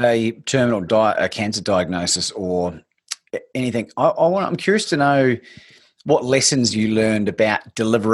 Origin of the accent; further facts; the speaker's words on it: New Zealand; moved away as an adult; also born or lived in Bangkok, Thailand; I'm from New Zealand